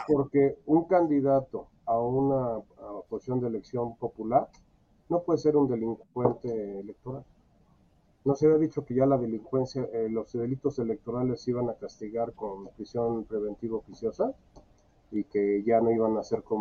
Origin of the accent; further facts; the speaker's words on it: Mexico City, Mexico; now in State of Mexico, Mexico; yo soy mexiquense por adopción, nací en la Ciudad de México